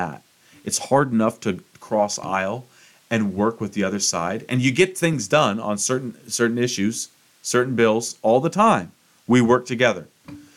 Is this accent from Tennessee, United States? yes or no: yes; Tennessee, United States; my home state, Tennessee